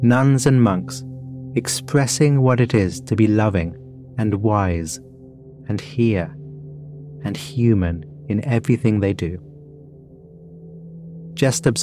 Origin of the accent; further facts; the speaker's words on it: United Kingdom; As a Brit